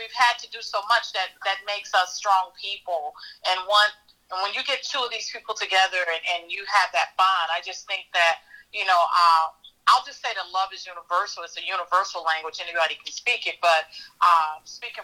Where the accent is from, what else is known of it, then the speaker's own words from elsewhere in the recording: Chicago, Illinois, United States; I am a Chicago native, born and raised in Chicago.